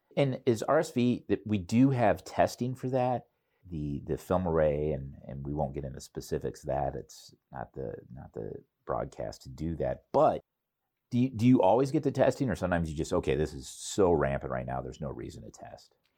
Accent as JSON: {"language": "English", "town": "Cedar Rapids", "region": "Iowa", "country": "United States", "tie": "born or raised there", "said": "it's my hometown"}